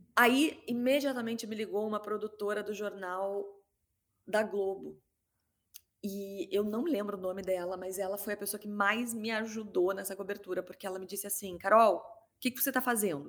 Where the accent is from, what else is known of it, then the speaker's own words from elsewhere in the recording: Rio Grande do Sul, Brazil; moved away; also born or lived in Rio de Janeiro; eu sou gaúcha